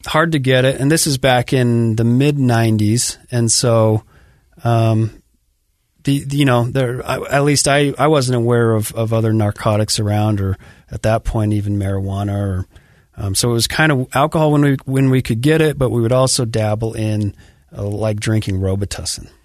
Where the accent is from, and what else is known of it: Sandy, Utah, United States; born or raised there; also born or lived in Farmington, Utah